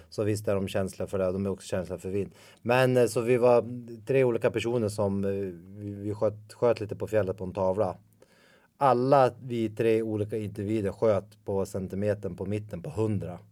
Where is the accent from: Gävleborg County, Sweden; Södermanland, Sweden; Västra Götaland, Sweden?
Gävleborg County, Sweden; Ljusdal; jag är ju uppvuxen i Ljusdal som ligger två mil därifrån